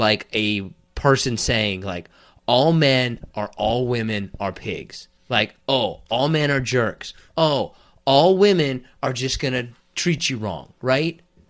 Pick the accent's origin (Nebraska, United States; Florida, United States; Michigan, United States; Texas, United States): Michigan, United States; Detroit; Well, listen, don't try to come in here, but I'm from Detroit.